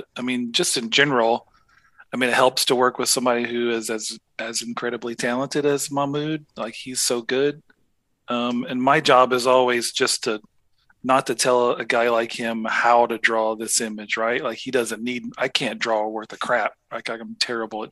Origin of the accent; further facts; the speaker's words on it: Jasper, Alabama, United States; the second most famous guy from Jasper, Alabama, my hometown.